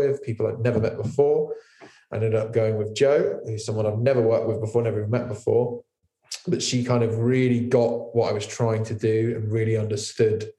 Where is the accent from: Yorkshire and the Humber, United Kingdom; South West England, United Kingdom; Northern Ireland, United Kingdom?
South West England, United Kingdom; Poole; it's where I grew up. Poole's like my hometown